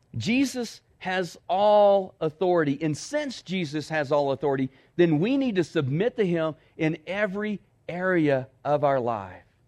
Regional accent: Texas, United States; moved away as an adult; now in Cloudcroft, United States; I grew up in Texas

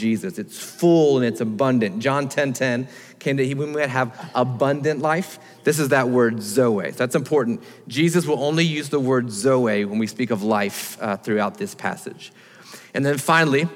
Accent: Florida, United States; I grew up in Florida

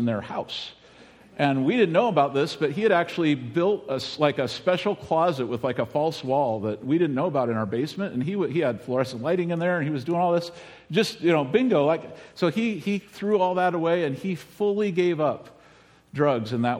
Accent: United States; this is where I grew up in Medina County

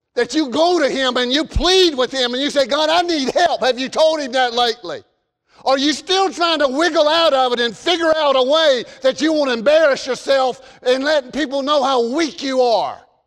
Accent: the South, United States; accent: southern; my southern accent

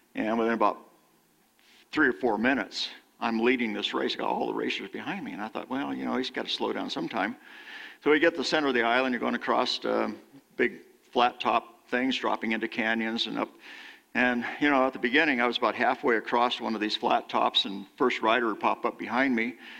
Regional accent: California, United States; moved away; how I was raised in California.

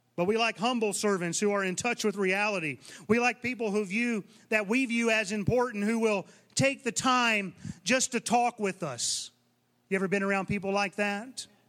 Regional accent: Southeast, United States; moved away; I come from the Southeast, and, and you can make a living just preaching in, within about a two hundred mile radius

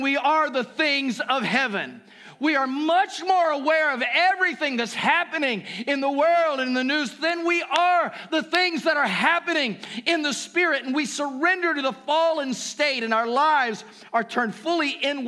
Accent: Ohio, United States; also born or lived in Kentucky; I was born in Kentucky. I was raised in Ohio, but my home is with Jesus

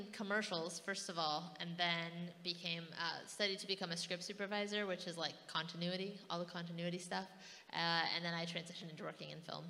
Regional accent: Prosser, Washington, United States; moved away as an adult; also born or lived in Ellensburg, Washington / Los Angeles, California; now in Thailand; I grew up in Washington State in a little tiny town in southeastern Washington called Prosser. It's like 4,000 people. And graduated from Prosser High School. We only have one high school

